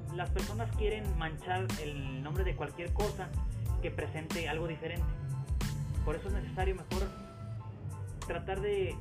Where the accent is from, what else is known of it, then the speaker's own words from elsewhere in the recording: Mexico; somos típicos mexicanos, o sea, nuestras familias son muy grandes